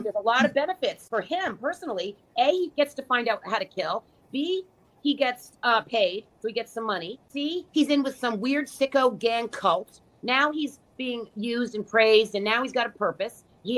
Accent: New York, United States; I'm from New York

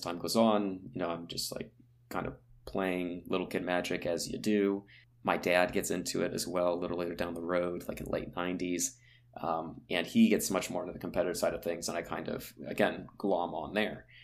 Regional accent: United States; I grew up on the East Coast outside of Washington, D C.

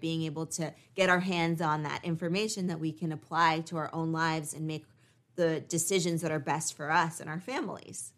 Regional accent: United States

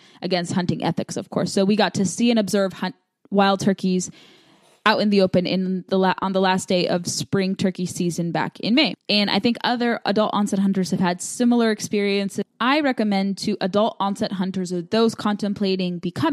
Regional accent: Southern California, United States; moved away as an adult; now in Virginia, United States; I grew up in Southern California where hunting really wasn't discussed out in the open, I didn't get to pursue hunting until I moved to Virginia about 7 years ago after graduating from college

